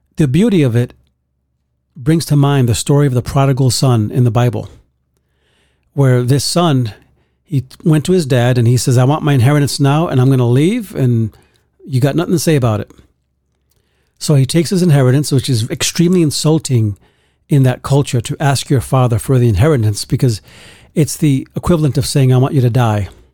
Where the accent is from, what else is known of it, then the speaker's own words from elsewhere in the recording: New York City, New York, United States; I grew up in Bronx, New York, a very tough neighborhood